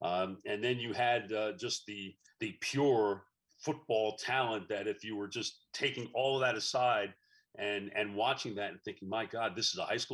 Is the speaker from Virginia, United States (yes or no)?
no; New York, United States; moved away as an adult; also born or lived in Texas; now in Dallas, United States; I came from New York. We know nothing about high school football in New York. So it was an education for me coming to Texas